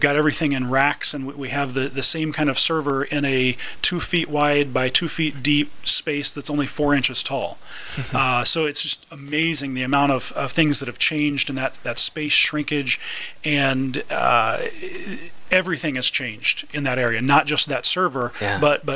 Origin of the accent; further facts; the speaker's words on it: Kansas City, United States; I'm from the Kansas City area